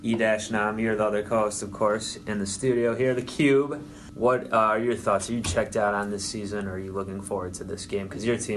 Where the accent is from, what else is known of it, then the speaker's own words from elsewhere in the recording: Cleveland, Ohio, United States; I'm from Cleveland, so it's kind of like Midwest East.